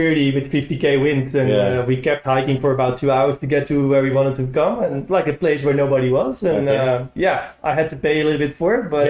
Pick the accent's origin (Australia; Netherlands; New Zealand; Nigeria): Netherlands; now in Japan; I'm originally from the Netherlands.